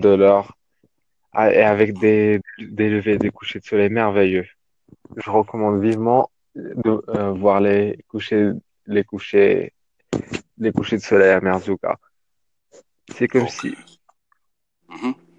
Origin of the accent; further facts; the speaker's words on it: Morocco; je suis du Maroc